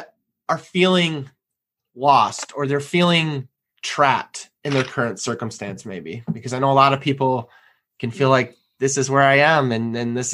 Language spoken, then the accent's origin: English; Michigan, United States; moved away; we're originally from Michigan